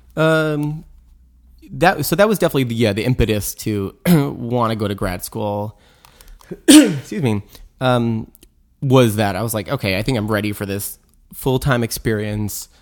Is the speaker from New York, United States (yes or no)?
yes; Long Island, New York, United States; also born or lived in Providence, Rhode Island, United States / Brooklyn, New York, United States; now in Wassaic, United States; growing up in Long Island, we'd go to museums